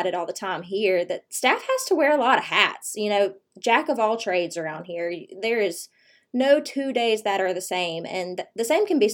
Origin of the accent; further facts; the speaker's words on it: River Region of Central Alabama, United States; I was raised here in the River region of Central Alabama